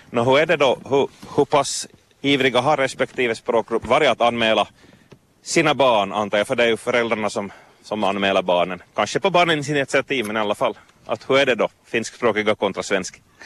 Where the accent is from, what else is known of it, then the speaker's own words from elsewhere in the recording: Vaasa, Ostrobothnia, Finland; från Vasa. Därifrån kommer jag också.